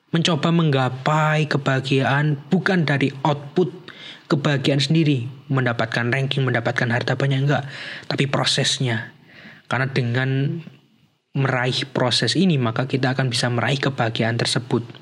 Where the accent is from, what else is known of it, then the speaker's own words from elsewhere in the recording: Java, Indonesia; Jadi dan hebatnya lagi nih orang Indonesia ini kita memiliki privilege sebagai orang Indonesia atau sebagai orang Jawa nih kayak saya yaitu dalam literatur Jawa